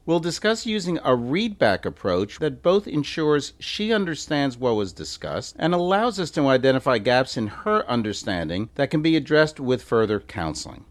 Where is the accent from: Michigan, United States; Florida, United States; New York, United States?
New York, United States; also born or lived in Memphis; now in Chicago, United States; I'm originally from New York